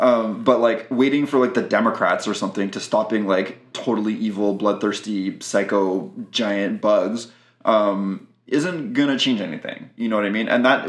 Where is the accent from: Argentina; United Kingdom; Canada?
Canada; Quebec; I'm Quebecois. I'm definitely Quebecois.